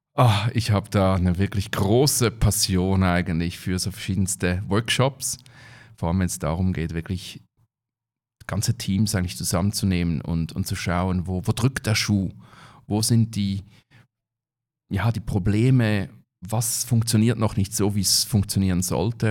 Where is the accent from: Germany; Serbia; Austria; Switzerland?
Switzerland; bei uns in der Schweiz